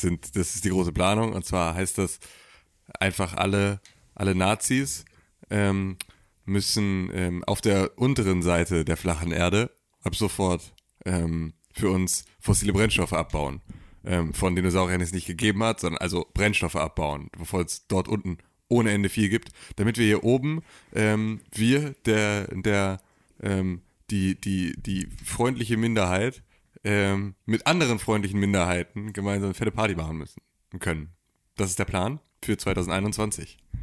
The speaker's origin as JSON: {"language": "German", "town": "Gifhorn", "region": "Lower Saxony", "country": "Germany", "tie": "born or raised there", "said": "In meiner Heimatstadt"}